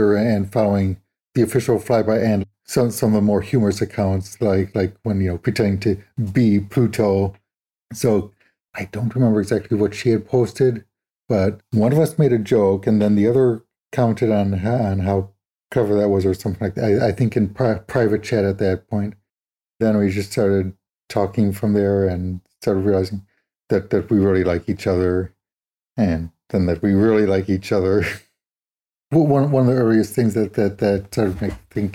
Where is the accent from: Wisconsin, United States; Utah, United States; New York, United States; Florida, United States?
Wisconsin, United States; moved away as an adult; also born or lived in Arizona; now in Manchester, United Kingdom; I grew up in Wisconsin, back in the States.